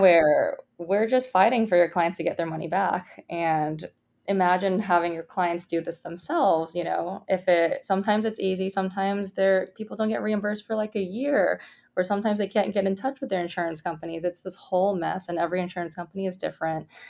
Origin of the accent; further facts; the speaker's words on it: Bay Area, California, United States; I grew up in the Bay Area